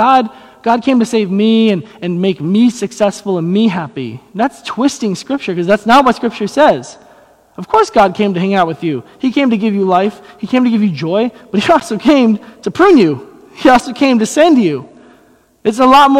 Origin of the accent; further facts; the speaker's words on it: United States; I'm an American Christian